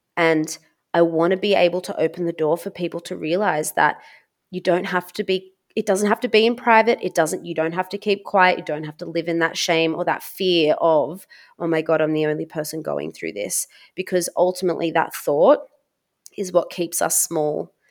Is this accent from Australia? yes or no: yes; Australia; being Serbian Australian, I am not white myself. I have been raised biculturally